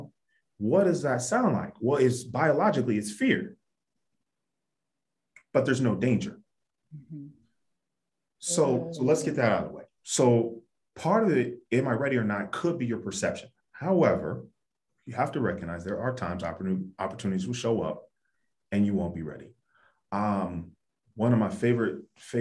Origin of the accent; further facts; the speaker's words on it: Ohio, United States; I grew up in Ohio.